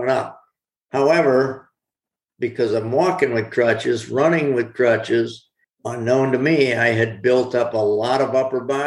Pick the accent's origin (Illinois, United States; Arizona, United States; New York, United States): New York, United States; Corning; my hometown of Corning, New York